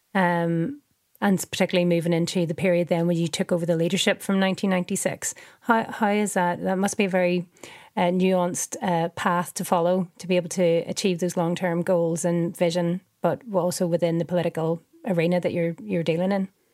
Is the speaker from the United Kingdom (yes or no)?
yes; Northern Ireland, United Kingdom; moved away as an adult; now in Manchester, United Kingdom; as you can hear from my accent, I'm I'm from Northern Ireland and I grew up during the Troubles